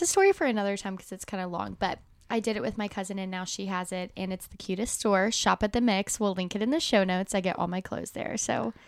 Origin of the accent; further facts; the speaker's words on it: Alabama, United States; I am from Alabama, and I went to the University of Alabama, so obviously so many people from, like, my hometown, everyone goes there.